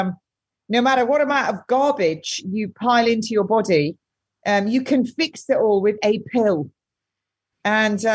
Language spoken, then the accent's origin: English; United Kingdom; we're Brits